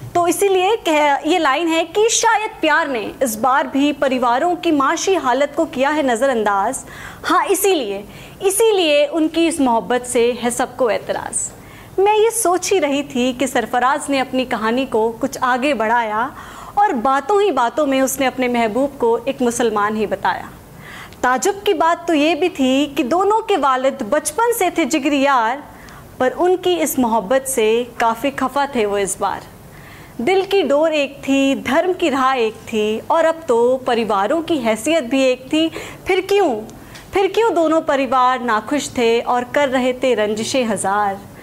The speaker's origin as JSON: {"language": "Hindi", "region": "Delhi", "country": "India", "said": "मैं दिल्ली से हूँ"}